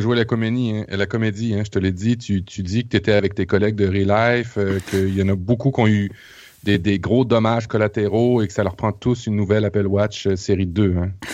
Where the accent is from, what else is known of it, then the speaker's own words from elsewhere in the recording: Quebec, Canada; ici au Québec